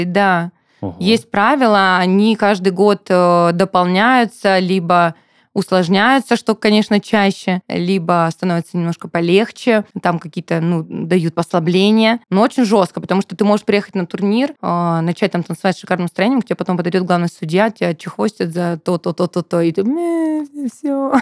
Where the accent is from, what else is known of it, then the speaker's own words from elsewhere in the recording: Rostov-on-Don, Rostov Oblast, Russia; now in Krasnodar, Russia; я же переехала в Краснодар а, танцевать, я вообще ростовчанка